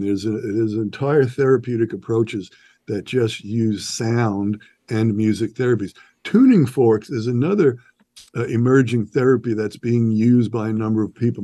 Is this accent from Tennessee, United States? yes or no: no; New York, United States; born and raised in New York.